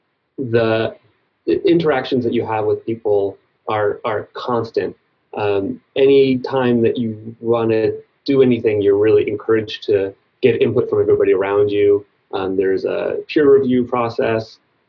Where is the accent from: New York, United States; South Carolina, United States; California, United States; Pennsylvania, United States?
New York, United States; I was born in New York City, but we moved to kind of a rural part of Long Island when I was young, and we had woods that I would go through every day